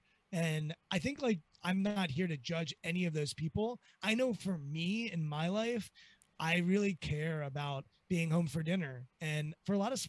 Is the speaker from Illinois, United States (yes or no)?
no; Washington, District of Columbia, United States; I'm from Washington, D.C.